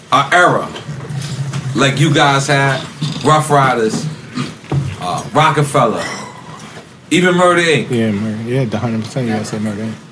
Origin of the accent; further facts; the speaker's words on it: New York, United States; Like I'm from LeFrak. We got